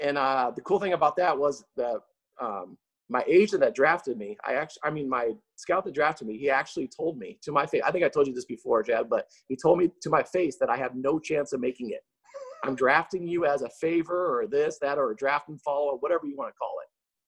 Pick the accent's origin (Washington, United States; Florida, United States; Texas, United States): Washington, United States; Seattle; now in Las Vegas, United States; So I think I've been in Vegas now for around 16 years.